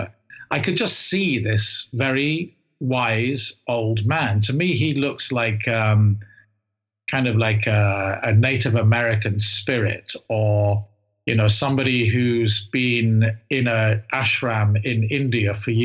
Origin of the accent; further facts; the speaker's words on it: England, United Kingdom; as an Englishman